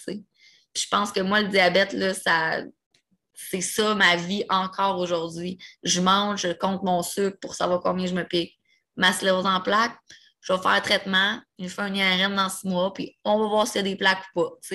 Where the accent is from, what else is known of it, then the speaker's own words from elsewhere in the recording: Repentigny, Quebec, Canada; also born or lived in Pointe-aux-Trembles, Montreal; je viens de Repentigny, full Rive-Nord